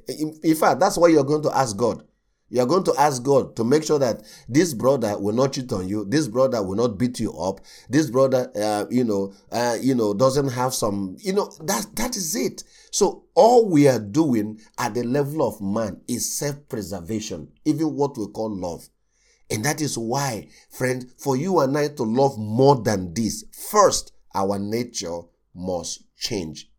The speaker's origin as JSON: {"language": "English", "country": "Nigeria", "said": "I come from Nigeria."}